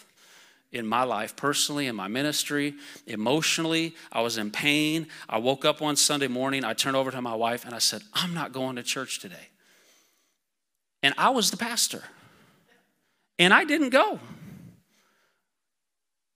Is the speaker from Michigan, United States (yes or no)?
no; Iowa, United States; I'm from Iowa, so wrestling's a big deal.